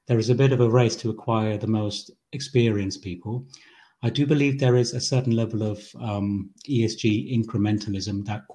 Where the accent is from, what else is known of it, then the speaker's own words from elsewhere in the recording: Germany; moved away as an adult; also born or lived in Sri Lanka; now in United Kingdom; We arrived in Germany as refugees when I was 3 years old, and I've lived there for 15 years before we moved again to the UK.